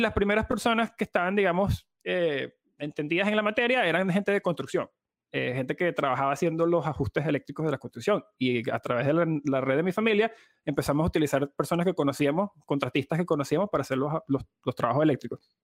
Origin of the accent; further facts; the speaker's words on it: Venezuela; como venezolanos